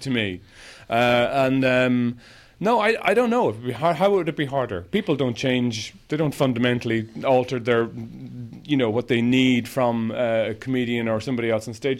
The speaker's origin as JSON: {"language": "English", "country": "Ireland", "tie": "born or raised there", "said": "growing up in Ireland"}